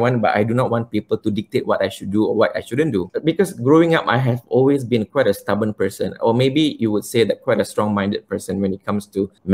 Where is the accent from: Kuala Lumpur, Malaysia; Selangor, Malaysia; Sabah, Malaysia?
Kuala Lumpur, Malaysia; life wasn't easy growing up in Malaysia